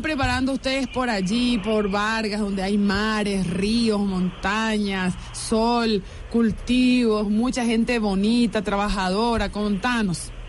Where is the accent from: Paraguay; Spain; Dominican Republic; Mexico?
Paraguay; now in Venezuela; Yo soy paraguaya